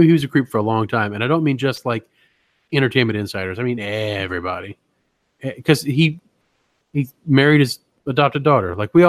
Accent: the South, United States; It's like, no, guys, it's history. I grew up in the South.

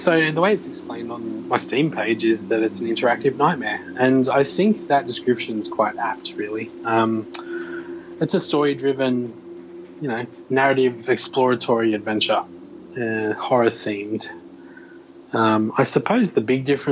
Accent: Australia; I'm obviously Australian

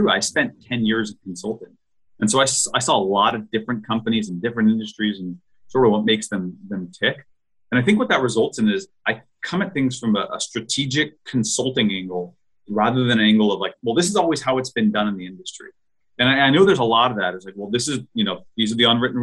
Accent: Los Angeles, California, United States; I was born and raised in Los Angeles

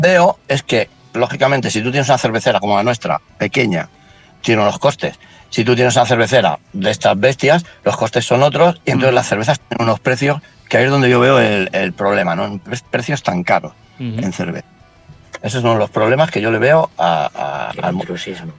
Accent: Barcelona, Catalonia, Spain; moved away as an adult; now in Asturias, Spain; yo soy de Barcelona

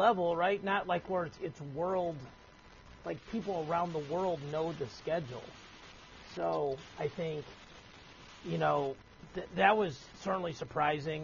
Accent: Missouri, United States; I'm from Missouri

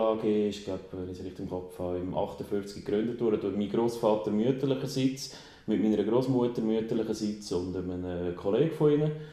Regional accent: Aarau, Aargau, Switzerland; also born or lived in Bern; Aarau, äh, ich bin hier geboren, alle Schule gemacht

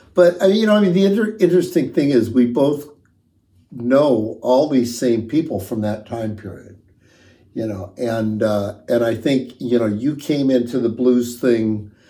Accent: Los Angeles, California, United States; moved away; Well, I'm from L.A.

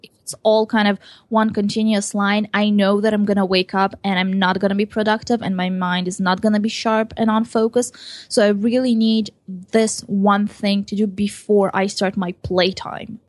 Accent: Israel; also born or lived in Ukraine; I was born in Ukraine and I came to Israel when I was seven years old

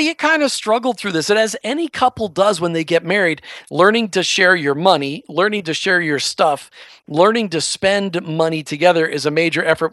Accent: Minnesota, United States; I grew up in Minnesota

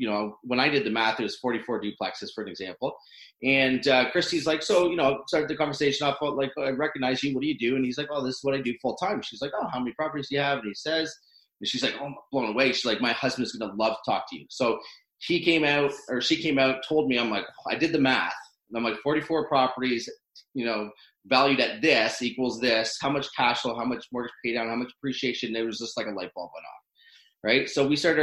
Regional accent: Owen Sound, Ontario, Canada; I grew up in Owen Sound, small town in Ontario

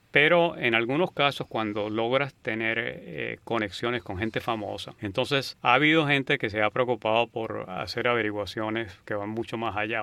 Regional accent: San Cristóbal, Táchira, Venezuela; moved away as an adult; also born or lived in Berkeley, United States; now in United States; Yo nací en San Cristóbal, en Venezuela. Estuve allí hasta que terminé bachillerato y me vine a Estados Unidos a estudiar universidad.

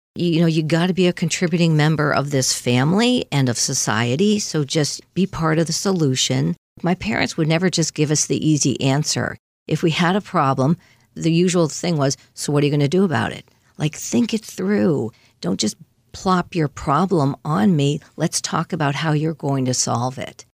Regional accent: Longmeadow, Massachusetts, United States; we grew up in Long Meadow, Mass, in the four one three area code out by Springfield.

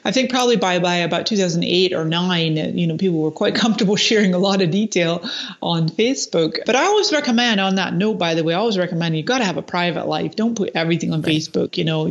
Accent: Scotland, United Kingdom; moved away as an adult; also born or lived in Canada; now in San Diego, United States; I was actually born in Canada, but then I spent 20 years in Scotland, where my parents are from.

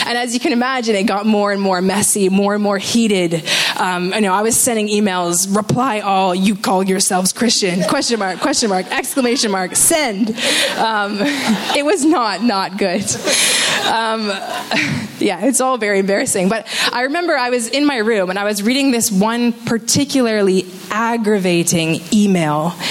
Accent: Canada; I am from Canada

